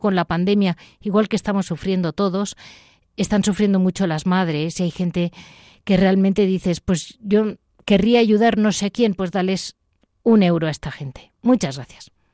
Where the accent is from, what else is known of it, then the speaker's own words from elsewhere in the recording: Madrid, Community of Madrid, Spain; yo soy de Madrid